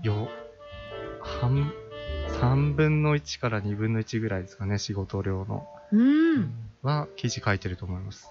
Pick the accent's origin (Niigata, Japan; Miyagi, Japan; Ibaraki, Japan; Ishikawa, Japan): Ibaraki, Japan; Kashima; 茨城県ではあるんですけど、あの、鹿島市っていうところが僕出身で、まあ、海の方なんですけど